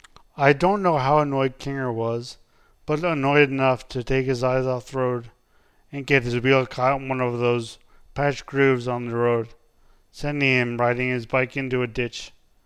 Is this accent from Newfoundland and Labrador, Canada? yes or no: yes; Newfoundland and Labrador, Canada; moved away as an adult; also born or lived in Kingston; I am from Newfoundland, and before I went to Queens, I had spent my entire life there